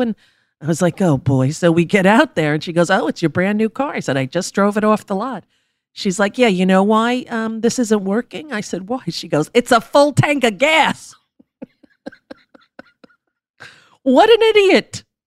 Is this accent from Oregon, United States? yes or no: no; New York, United States; we grew up in New York